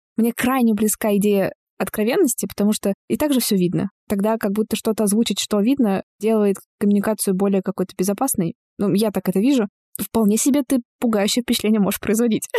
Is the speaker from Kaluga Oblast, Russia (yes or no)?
no; Bashkortostan, Russia; moved away; Я из Башкортостана